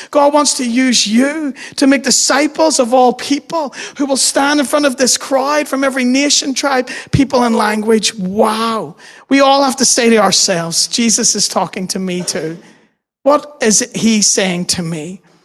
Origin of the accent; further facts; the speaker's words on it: Dundonald, Northern Ireland, United Kingdom; also born or lived in New York City; I grew up in Dundonald